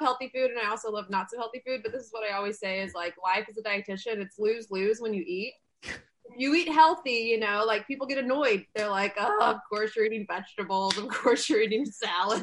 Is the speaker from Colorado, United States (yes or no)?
no; Texas, United States; moved away; also born or lived in Auburn; I'm from Texas